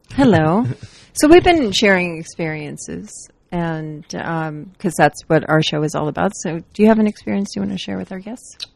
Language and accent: English; Florida, United States; I grew up in Florida